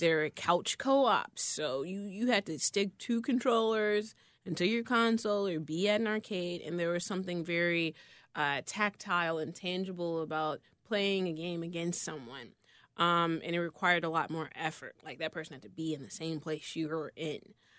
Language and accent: English; Chicago, Illinois, United States; I grew up between Inglewood and, uh, Brainerd